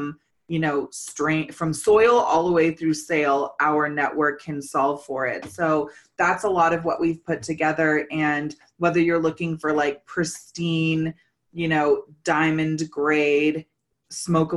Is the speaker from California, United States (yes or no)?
yes; California, United States; I'm originally from California too